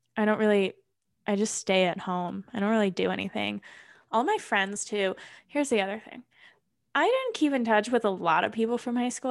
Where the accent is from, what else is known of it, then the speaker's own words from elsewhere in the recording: New Albany, Ohio, United States; moved away as an adult; now in Colorado, United States; I am from New Albany, Ohio.